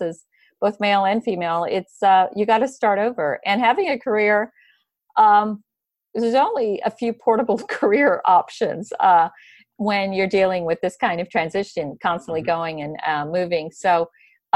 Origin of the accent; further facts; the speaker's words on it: United States; as an American